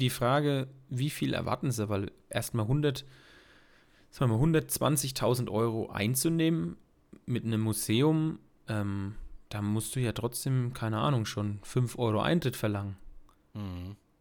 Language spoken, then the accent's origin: German; Bad Neustadt an der Saale, Bavaria, Germany; Bei uns in Bad Neustadt